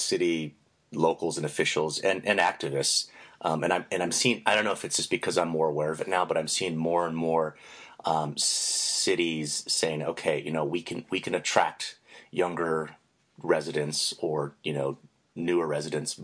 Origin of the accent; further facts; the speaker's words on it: San Diego, California, United States; moved away as an adult; also born or lived in San Francisco / Boston; I grew up in San Diego, which is not known for its, you know, big walkability